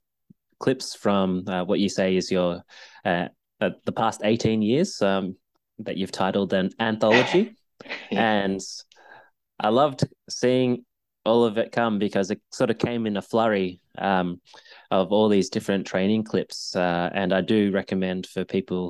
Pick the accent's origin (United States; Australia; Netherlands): Australia; Melbourne, Victoria; Melbourne, Australia, my hometown.